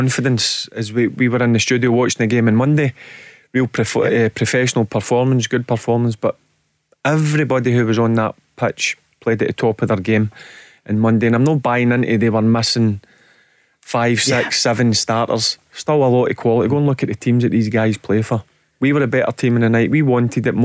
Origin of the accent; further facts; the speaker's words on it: Scotland, United Kingdom; I'm from Scotland